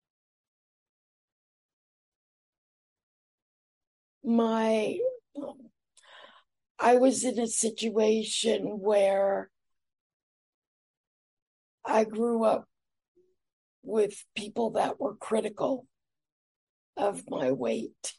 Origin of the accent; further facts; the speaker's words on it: New York, United States; also born or lived in Atlanta, Georgia; I moved to New York when I was nine